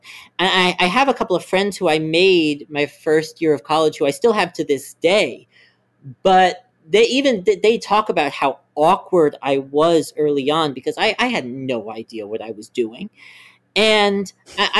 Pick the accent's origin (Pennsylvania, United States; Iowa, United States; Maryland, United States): Maryland, United States; I grew up in Maryland